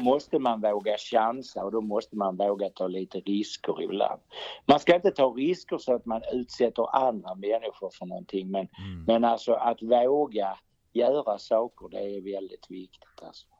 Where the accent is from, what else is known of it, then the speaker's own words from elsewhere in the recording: Bjäre Peninsula, Skåne, Sweden; accent: Scanian; also born or lived in Malmö / Eslöv; jag är född i Malmö, va? sen bodde jag i Eslöv några år, men ja. den första delen av mitt liv har jag bott här uppe i, eh, på Bjärehalvön